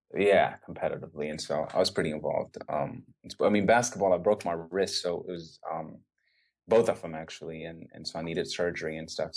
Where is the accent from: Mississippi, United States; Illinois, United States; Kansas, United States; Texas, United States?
Texas, United States; Dallas; also born or lived in Ethiopia; I was raised in in Dallas with my mom